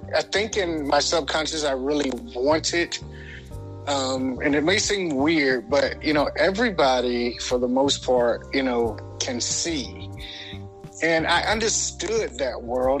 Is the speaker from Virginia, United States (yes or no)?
yes; Portsmouth, Virginia, United States; now in Atlanta, United States; I was born in a small town called Portsmouth, Virginia, um, here in the United States